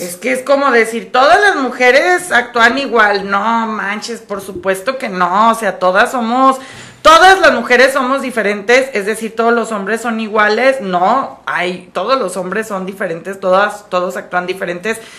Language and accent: Spanish; Guadalajara, Jalisco, Mexico; los tapatíos que somos mexicanos